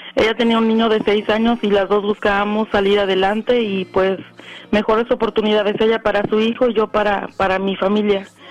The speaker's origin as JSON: {"language": "Spanish", "town": "Atlixco", "region": "Puebla", "country": "Mexico", "moved": "as an adult", "lives_now": "North Hollywood, United States", "said": "Yo soy originaria de Atlixco, Puebla"}